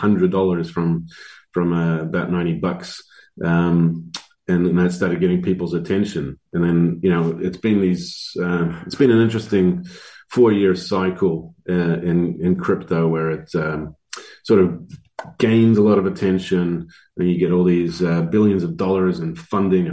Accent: New Zealand; also born or lived in Croatia / Netherlands; I was born in Croatia, you know, Yugoslavia, and in 91, I guess it was their turn to be democratized. So we fled as refugees to Holland for a couple of years and then immigrated to New Zealand. And so I grew up here

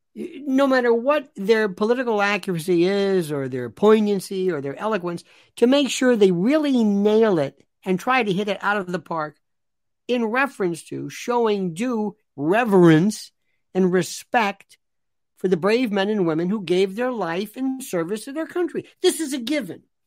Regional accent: United States; As an American citizen

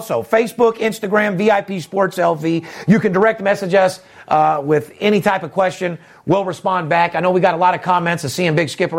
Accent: Las Vegas, Nevada, United States; Third generation born and raised in Las Vegas.

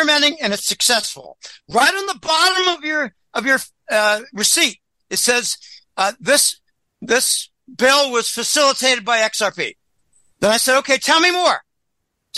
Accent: Pennsylvania, United States; moved away as an adult; also born or lived in Boston / Florida; I grew up in Pennsylvania, and I went to work in Boston. I lived in Florida for a year

